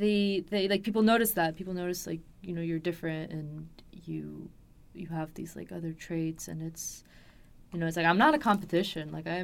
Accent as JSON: {"language": "English", "town": "Los Angeles", "region": "California", "country": "United States", "tie": "born or raised there", "also_born_or_lived": "Paris, France", "said": "Because I grew up here in Los Angeles."}